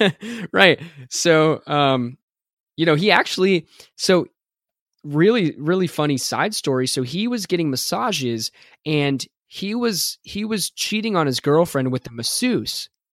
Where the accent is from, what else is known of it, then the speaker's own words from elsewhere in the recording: United States; being American